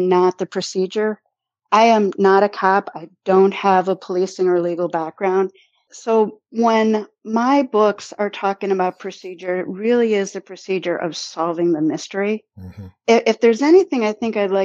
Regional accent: Cleveland, Ohio, United States; accent: Midwest; I grew up on the near west side of Cleveland

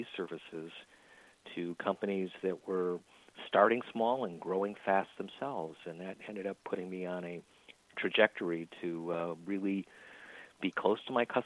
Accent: Little Falls, New York, United States; moved away as an adult; also born or lived in Silicon Valley; I'm a native here in upstate New York, growing up in a small town, my hometown of Little Falls, which is about an hour east of Syracuse

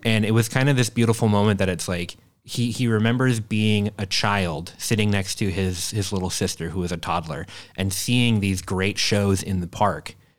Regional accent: Minnesota, United States; now in Sturgeon Bay, United States; I grew up about forty-five minutes north of Minneapolis

